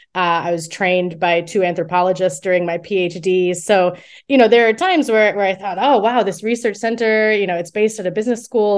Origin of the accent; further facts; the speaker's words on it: United States; moved away as an adult; also born or lived in Morocco / Thailand / Cambodia; now in United Kingdom; I'm originally from the United States, um, and you know did my did my early education there and my bachelor's degree there